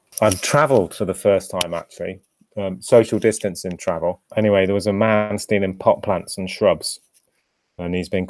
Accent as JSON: {"language": "English", "country": "Bahrain", "tie": "born or raised there", "said": "grew up in Bahrain, and we used to have a flight at least once a year back to the UK. So this was sort of the 1980s mainly"}